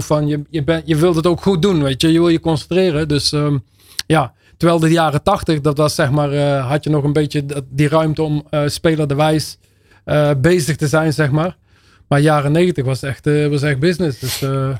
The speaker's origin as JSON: {"language": "Dutch", "country": "Netherlands", "tie": "born or raised there", "accent": "zachte G", "first_language": "Dutch", "said": "geboren en getogen in Nederland, opgevoed in, eh, opgegroeid in de Nederlandse taal"}